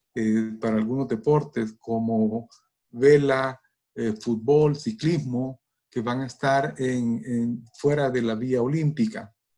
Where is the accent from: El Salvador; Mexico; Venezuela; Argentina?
El Salvador; como salvadoreños que, estamos allá